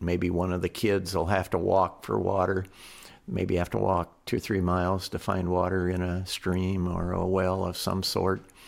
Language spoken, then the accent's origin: English; United States; being an American